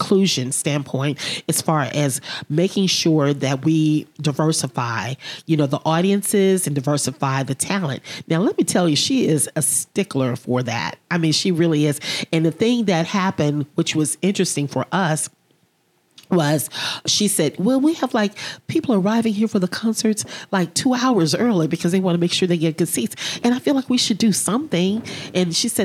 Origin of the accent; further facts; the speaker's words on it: Memphis, Tennessee, United States; I'm from Memphis